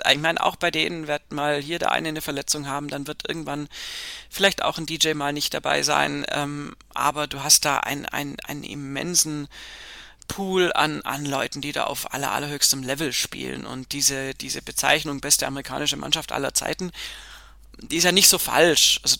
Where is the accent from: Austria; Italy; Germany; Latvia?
Italy; German is a second language; jetzt als Italiener jetzt auch mal gesprochen.